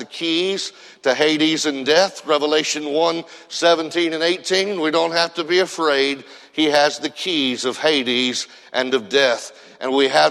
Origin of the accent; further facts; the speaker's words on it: Indiana, United States; I grew up in Indiana